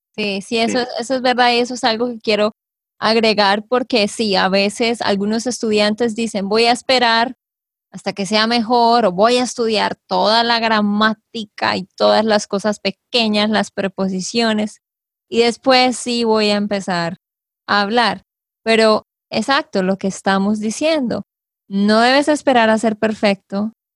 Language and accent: Spanish; Santander, Colombia; de Santander, Colombia